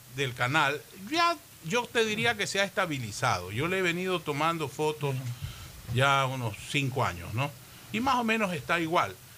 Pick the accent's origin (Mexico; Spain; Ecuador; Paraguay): Ecuador; Guayaquil, Guayas; todos los que nacimos en Guayaquil